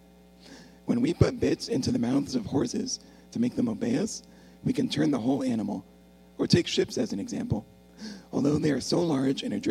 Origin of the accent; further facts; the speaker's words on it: Texas, United States; moved away as an adult; also born or lived in Oklahoma / Warren, Michigan; now in Michigan, United States; I was born in Texas